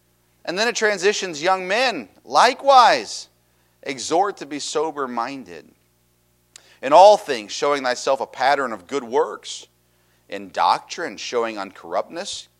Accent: Tennessee, United States; I grew up in Tennessee

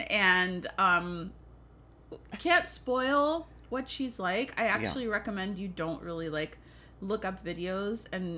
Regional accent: New York City, New York, United States; Yeah. I'm also from the Bronx.

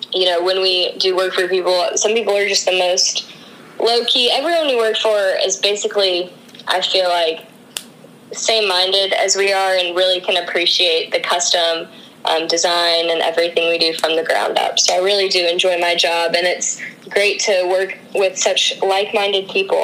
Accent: Birmingham, Alabama, United States; now in Nashville, United States; Well, I am currently living in Nashville, Tennessee. I've been here since January, born and raised in Birmingham, Alabama, so deep Southern roots

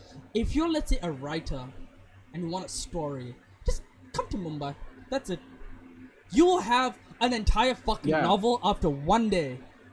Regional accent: Botswana; Growing up in Botswana

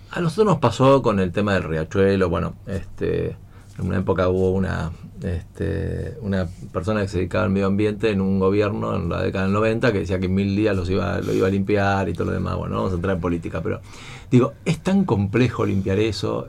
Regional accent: Buenos Aires, Argentina; now in San Isidro, Argentina; yo nací en San Isidro, todavía de San Isidro, y este, a los dos o tres años eh, con mi viejo nos fuimos a vivir a Belgrano

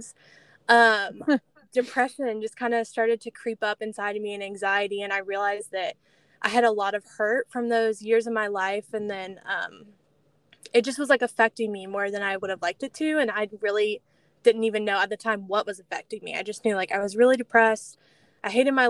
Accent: Celebration, Florida, United States; moved away as an adult; also born or lived in Birmingham, Alabama; I grew up in Celebration, sunny Florida

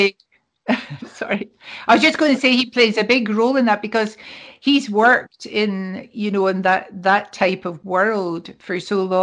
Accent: Scotland, United Kingdom; We're Scottish

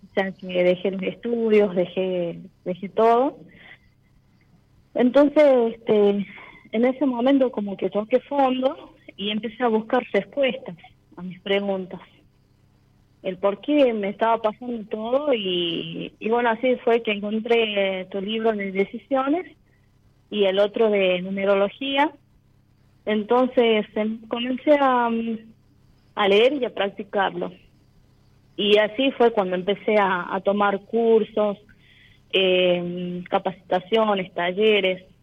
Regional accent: La Rioja, Argentina; Eh, soy de La Rioja, capital.

